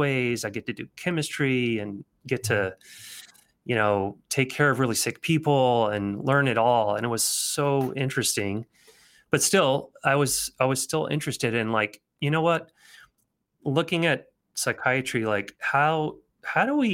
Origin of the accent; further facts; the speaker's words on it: Nashville, Tennessee, United States; moved away as an adult; also born or lived in Alabama / Philadelphia; I grew up in Nashville. I was born in Alabama. I was from the South, super Southern thing